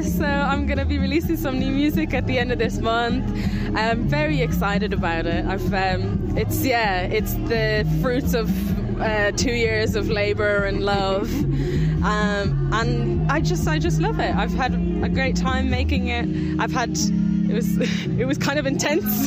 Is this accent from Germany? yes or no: no; Ireland; Like we're all Irish, we're all very proud to be Irish, we all grew up here.